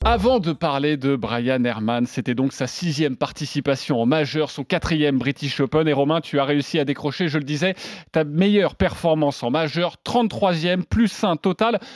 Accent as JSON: {"language": "French", "country": "France", "said": "quand on est français"}